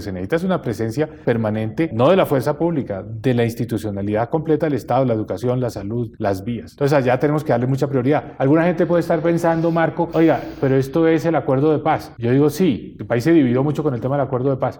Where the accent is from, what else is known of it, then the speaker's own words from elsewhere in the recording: Colombia; como colombiano